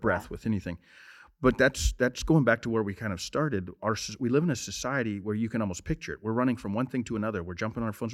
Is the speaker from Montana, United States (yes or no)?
yes; Montana, United States; I'm from Montana